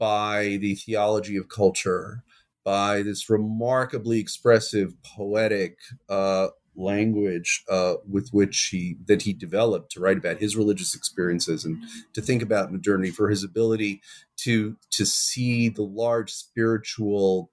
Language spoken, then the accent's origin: English; New York, United States; now in Jerusalem, Israel; I'm originally from New York. I grew up on the west side of Manhattan